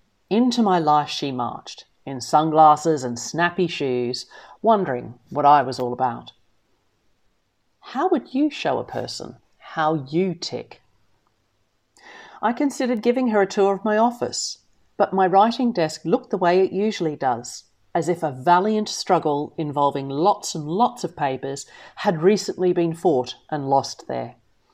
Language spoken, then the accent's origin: English; the South, United States; I come from the South, and I'm therefore genetically incapable, my husband says, of receiving company without making at least a little fuss.